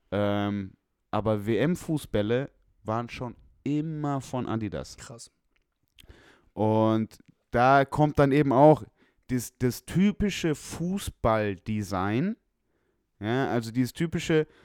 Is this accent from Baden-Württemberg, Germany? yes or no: yes; Stuttgart, Baden-Württemberg, Germany; Aber bei uns in Stuttgart, in Feuerbach, wurde